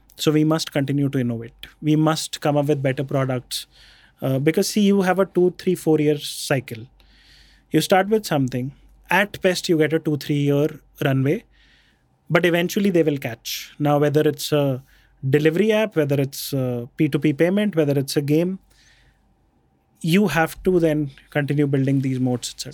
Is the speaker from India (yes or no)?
yes; Jaipur, Rajasthan, India; also born or lived in Bikaner; So, we grew up in Jaipur. I was born in Bikaner. Then we grew up in, uh, Jaipur.